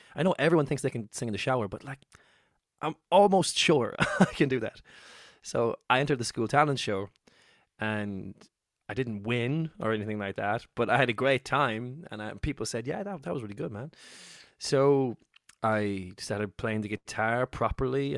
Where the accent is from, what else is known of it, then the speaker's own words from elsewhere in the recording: Cork, Munster, Ireland; moved away as an adult; now in Dublin, Ireland; I moved to Dublin from Cork, where I'm from